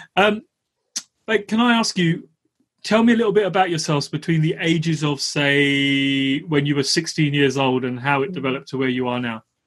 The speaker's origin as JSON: {"language": "English", "region": "London", "country": "United Kingdom", "tie": "born or raised there", "said": "I grew up in East London"}